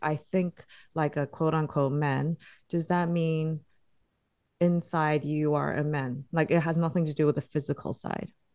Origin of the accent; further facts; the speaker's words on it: Singapore; I grew up in Singapore